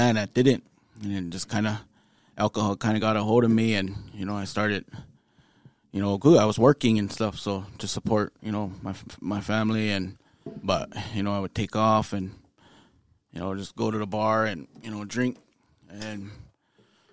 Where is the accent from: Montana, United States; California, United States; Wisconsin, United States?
Montana, United States; Pryor; moved away as an adult; also born or lived in Bemidji, Minnesota; born and raised in Pryor, Montana.